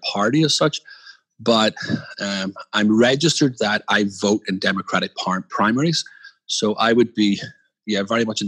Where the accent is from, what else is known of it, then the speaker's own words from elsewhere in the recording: Belfast, Northern Ireland, United Kingdom; moved away as an adult; now in Philadelphia, United States; as a child growing up in Belfast